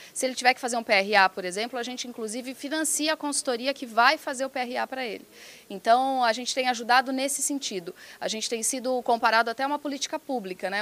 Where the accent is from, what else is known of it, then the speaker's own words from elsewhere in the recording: Piracicaba, São Paulo, Brazil; Eu sou do interior de Piracicaba, interior de São Paulo